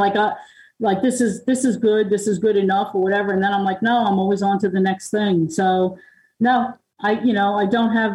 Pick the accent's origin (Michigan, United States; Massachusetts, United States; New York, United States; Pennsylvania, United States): New York, United States; Long Island; now in Tennessee, United States; I'm from Long Island